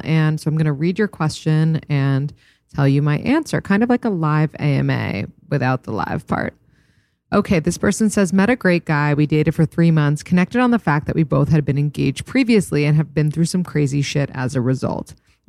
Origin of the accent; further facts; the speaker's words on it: East Coast, United States; now in California, United States; We're both from the East Coast, but he lives in Wyoming and I live in California and long distance is tough.